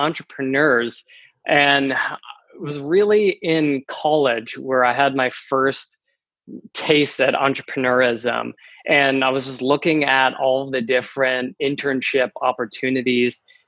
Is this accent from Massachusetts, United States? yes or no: yes; Massachusetts, United States; moved away as an adult; also born or lived in the South; now in San Diego, United States; I'm originally from Massachusetts, born and raised in the cold, and have been trying to get out my entire life